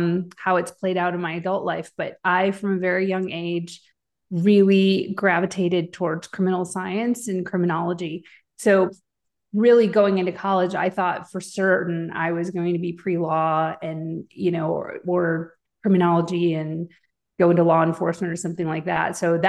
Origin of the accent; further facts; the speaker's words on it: Chicago, Illinois, United States; also born or lived in Wisconsin / Tennessee; I split my time between the Midwest in the Chicago and Wisconsin area and where my father was in Tennessee. So I had sort of split my time between both places.